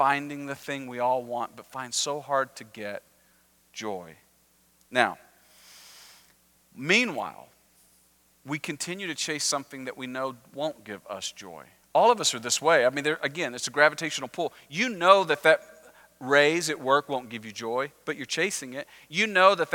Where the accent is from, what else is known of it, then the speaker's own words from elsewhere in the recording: Texas, United States; I'm Texan